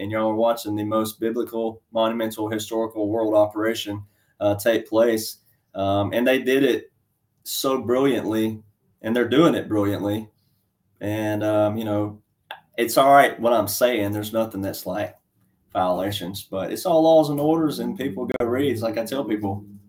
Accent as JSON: {"language": "English", "region": "Alabama", "country": "United States", "tie": "born there", "said": "So I'm just a small town country boy, cowboy, fifth generation farm boy. And I was born in Alabama and I've lived in 9 states."}